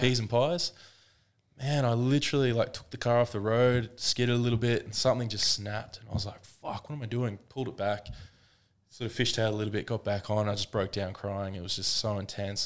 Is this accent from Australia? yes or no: yes; Woodford, Queensland, Australia; I grew up in Woodford